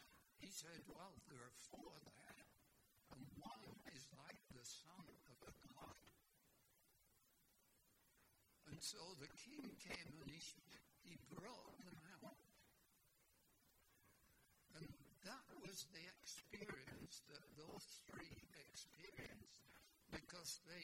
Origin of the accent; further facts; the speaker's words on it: Blackpool, North West England, United Kingdom; now in Canada; I was born in England, in Blackpool, which was a seaside resort.